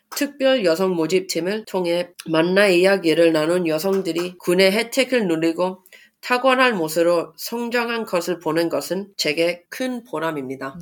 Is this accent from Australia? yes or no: yes; Sydney, New South Wales, Australia; Korean is a second language; moved away as an adult; also born or lived in Canberra; now in Seoul, South Korea; 호주 시드니에서 태어나 자랐고요.